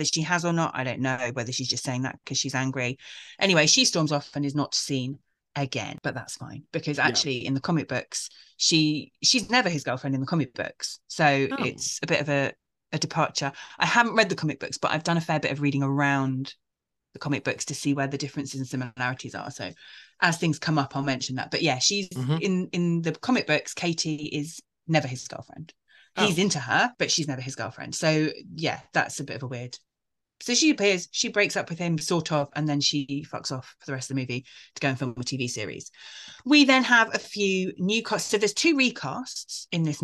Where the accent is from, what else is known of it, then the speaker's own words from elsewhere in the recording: United Kingdom; I'm British.